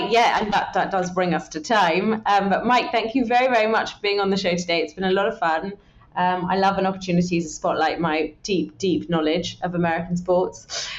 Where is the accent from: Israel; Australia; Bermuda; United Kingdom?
United Kingdom; I'm British.